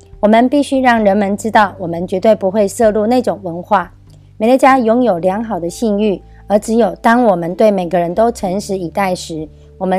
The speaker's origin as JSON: {"language": "Chinese", "region": "Miaoli County", "country": "Taiwan"}